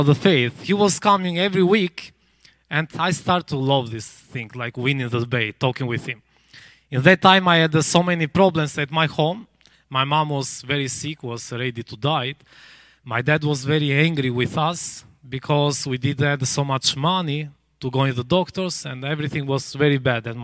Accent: Albania; English is a second language

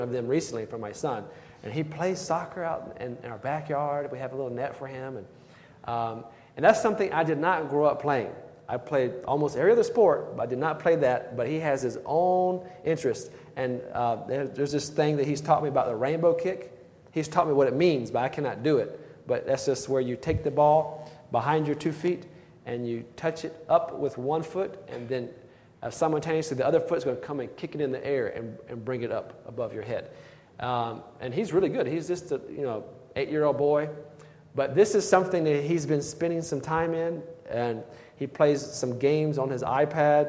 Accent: Blythewood, South Carolina, United States; the church where I grew up in Blythewood, South Carolina

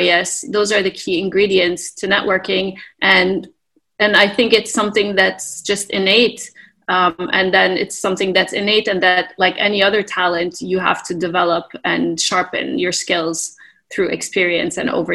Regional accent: Canada; also born or lived in Texas, United States; now in Beirut, Lebanon; I was born in Canada

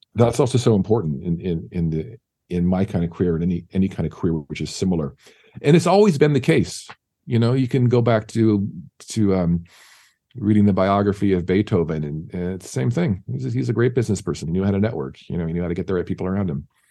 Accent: San Diego, California, United States; now in Los Angeles, United States; San Diego, yeah. That's my hometown. Grew up there

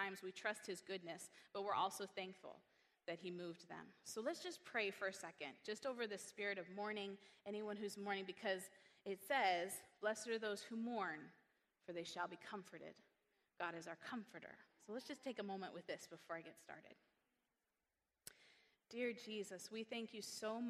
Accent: Northern California, United States; moved away; also born or lived in Hawaii; I was born in Northern California

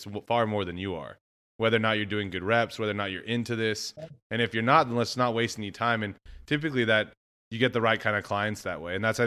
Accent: West Texas, United States; I'm from West Texas. They're like, oh, you have your West Texas swing

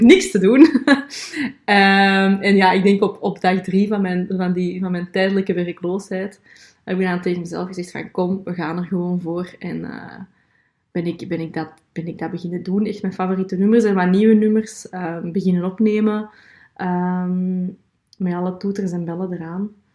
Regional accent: Belgium; ik ben een Belgische

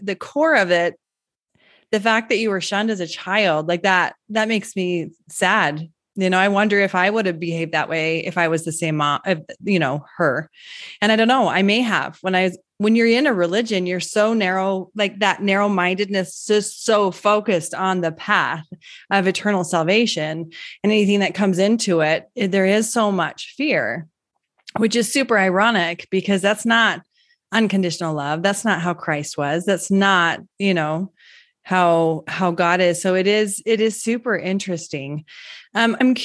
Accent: Utah, United States; I grew up in Utah and I knew about the polygamists

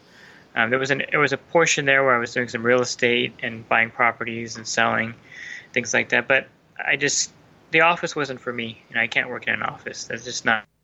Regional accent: Southern California, United States; also born or lived in New Jersey; So I'm 46, going to be 47 pretty soon, so almost 40 years in California

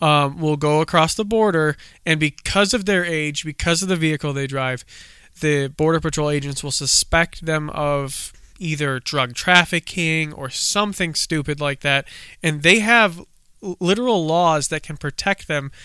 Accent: United States; in thirty minutes from my home state

